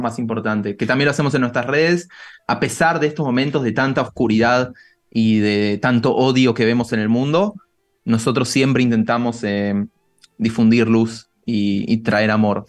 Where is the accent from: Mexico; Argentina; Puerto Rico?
Argentina; Buenos Aires; moved away as an adult; now in Israel; nací en Argentina, eh, prácticamente toda mi vida la viví en Buenos Aires. Hace siete años vine a vivir a Israel